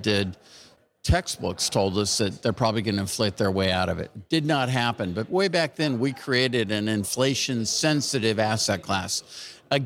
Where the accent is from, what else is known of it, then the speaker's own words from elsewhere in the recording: California, United States; I'm from California